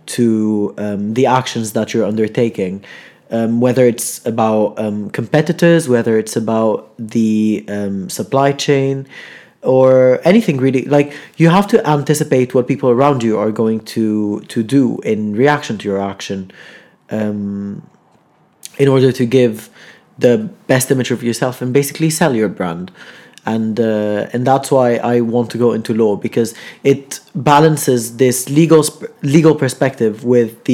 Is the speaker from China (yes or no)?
no; Lebanon; now in Manchester, United Kingdom; I'm from Lebanon